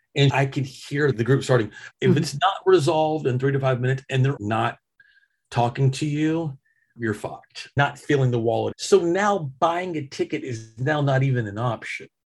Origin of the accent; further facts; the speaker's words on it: Arkansas, United States; now in Dallas, United States; growing up in Arkansas